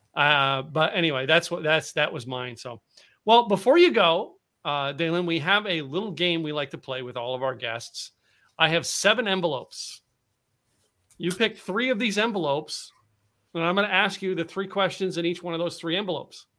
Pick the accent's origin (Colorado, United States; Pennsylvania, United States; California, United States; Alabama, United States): Pennsylvania, United States; moved away as an adult; also born or lived in Dallas, Texas; I grew up in Pennsylvania